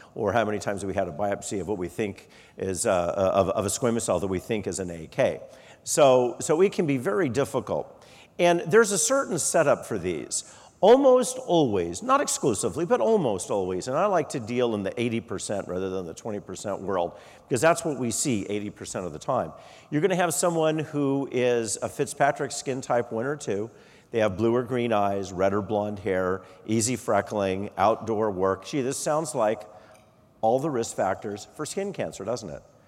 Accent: Arizona, United States; moved away; also born or lived in Colorado; I'm originally from Arizona

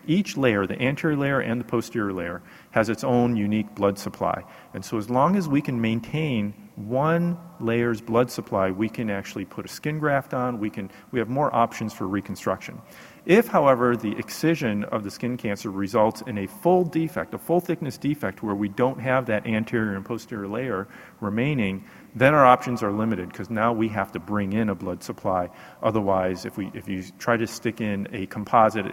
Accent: Houston, Texas, United States; I'm from Houston, Texas

